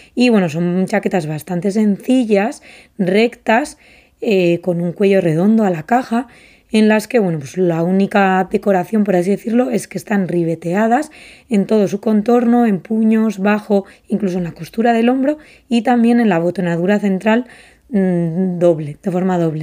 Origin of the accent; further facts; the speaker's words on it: Basque Country, Spain; de donde yo vengo, del País Vasco, de Euskadi